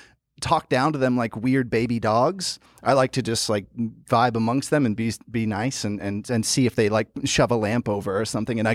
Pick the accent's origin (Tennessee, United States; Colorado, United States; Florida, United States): Tennessee, United States; Memphis; Memphis, Tennessee. Yeah. I grew up in Memphis, Tennessee, and I loved it. Oh, God, did I love it.